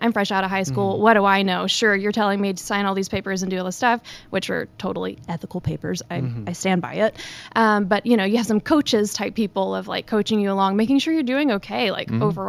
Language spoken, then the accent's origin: English; Monroe, Louisiana, United States; So I'm from North Louisiana. Okay. I typically say thank you when people don't say you don't sound like you're from Louisiana.